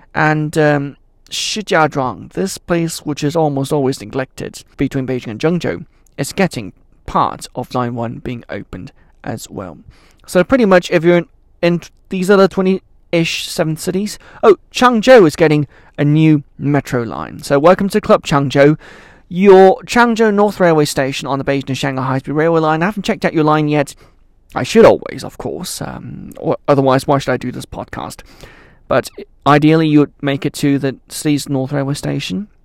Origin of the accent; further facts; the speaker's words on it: Switzerland; moved away; I grew up in Switzerland